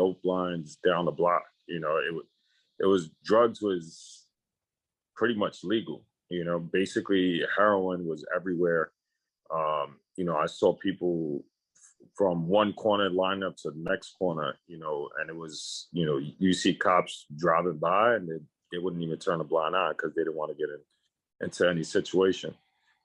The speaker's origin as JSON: {"language": "English", "town": "New York City", "region": "New York", "country": "United States", "tie": "born or raised there", "said": "I'm from New York City, specifically"}